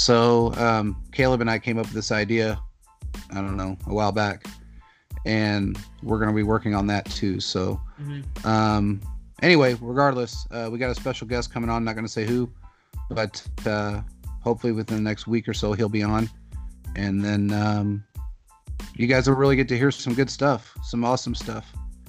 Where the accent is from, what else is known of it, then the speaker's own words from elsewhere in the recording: Kansas City, Missouri, United States; moved away; I grew up in Kansas City. I lived there my entire life. Up until 7 years ago, I grew up in the Northeast area, North End, Northeast area, 17 years of it